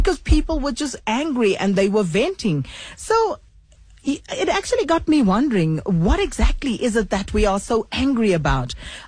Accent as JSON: {"language": "English", "country": "South Africa", "said": "why are we such an angry nation? What makes you so angry as a South African?"}